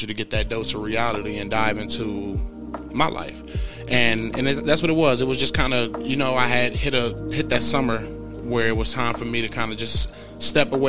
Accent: Milwaukee, Wisconsin, United States; being somebody that was born, raised, grew up in Milwaukee, Wisconsin

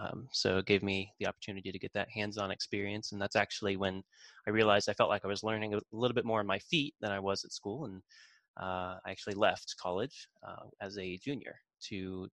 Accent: Chillicothe, Ohio, United States; I'm from Chillicothe, Ohio, small town, middle of nowhere. We didn't have any technology schools

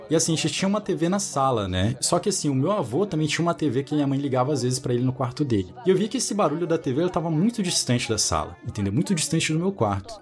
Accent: Manaus, Amazonas, Brazil; moved away; also born or lived in Brasília; Eu morei em Brasília durante um bom tempo da minha vida. Eu sou de Manaus.

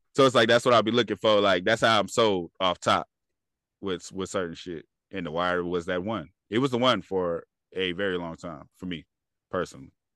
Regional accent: California, United States; I'm from California

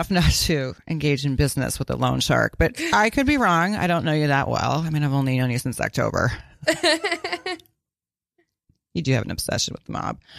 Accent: Minnesota, United States; Um, I'm from Minnesota.

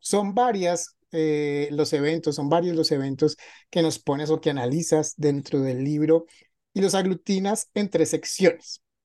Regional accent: Colombia; Yo que soy colombiana

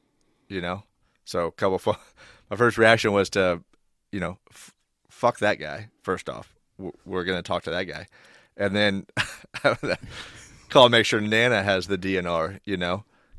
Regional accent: Independence, United States; I think the first, well, growing up in Independence, you see stuff.

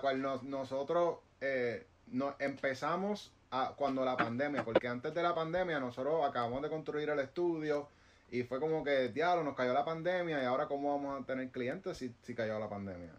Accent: Guaynabo, Puerto Rico; aquí nosotros estamos en Puerto Rico, somos, de Guaynabo

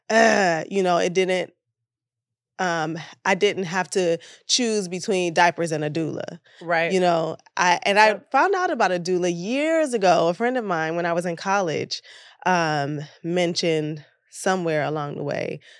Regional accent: Detroit, Michigan, United States; moved away as an adult; also born or lived in New York; now in Los Angeles, United States; I'm born and bred in Detroit um, and I spent 13 years in New York as an actor a struggling actor

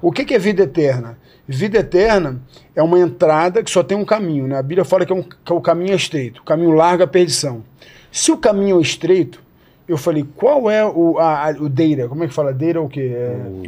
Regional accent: Rio de Janeiro, Brazil; Nasci no Rio

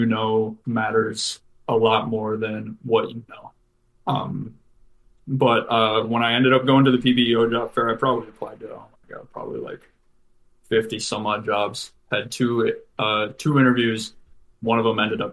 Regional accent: Wyoming, United States; also born or lived in Oklahoma; now in Colorado, United States; I'm originally from Wyoming

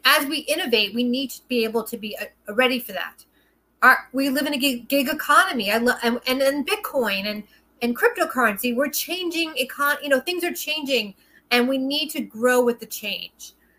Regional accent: New York City, New York, United States; I'm a New Yorker, it's in my blood. I've traveled the country. I've been blessed to be able to work in almost every state of the union, but New York is my home. It's my blood. I'm a Brooklyn girl through and through

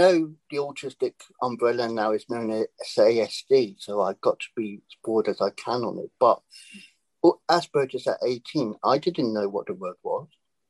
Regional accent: England, United Kingdom; moved away; I was from England originally

